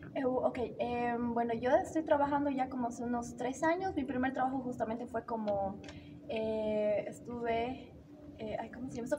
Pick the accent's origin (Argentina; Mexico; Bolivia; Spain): Bolivia; soy de Bolivia